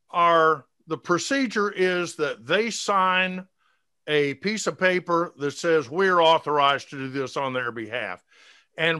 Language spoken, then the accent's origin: English; Atlanta, Georgia, United States; Those of you that grew up here, which I did.